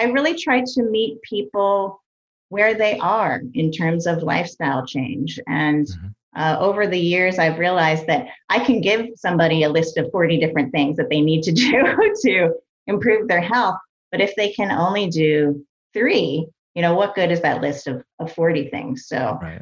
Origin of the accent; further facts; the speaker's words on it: East Coast, United States; I grew up on the East Coast